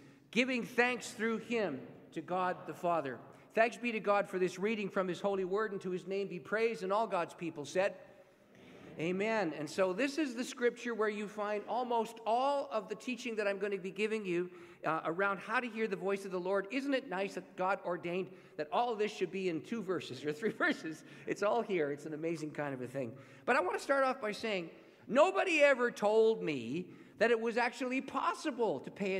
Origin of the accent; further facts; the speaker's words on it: St. Catharines, Ontario, Canada; I grew up just north of Niagara Falls. I'm a Canadian. And about 12 miles north of Niagara Falls is a city called St. Catharines.